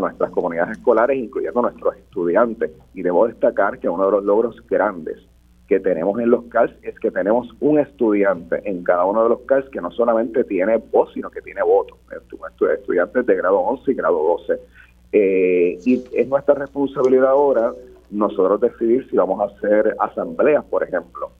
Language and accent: Spanish; Puerto Rico